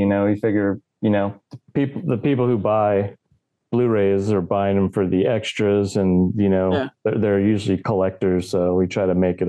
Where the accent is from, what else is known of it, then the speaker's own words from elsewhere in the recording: California, United States; I'm from California.